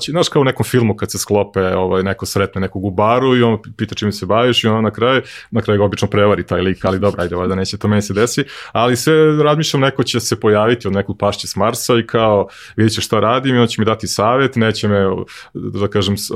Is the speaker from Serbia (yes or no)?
yes; Serbia; ja sam poslednji Srbin koji je otkrio Netflix i HBO